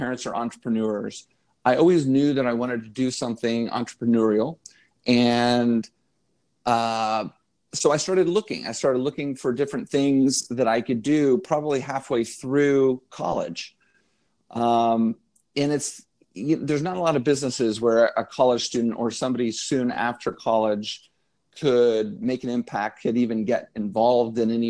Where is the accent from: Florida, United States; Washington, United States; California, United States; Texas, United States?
Texas, United States; Dallas; moved away as an adult; now in Los Angeles, United States; I'm from Dallas